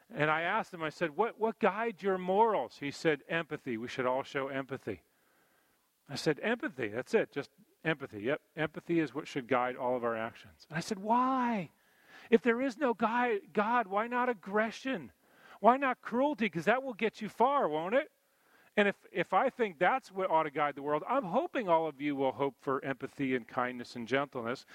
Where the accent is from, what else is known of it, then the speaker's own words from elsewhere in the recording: East Coast, United States; growing up on the East Coast here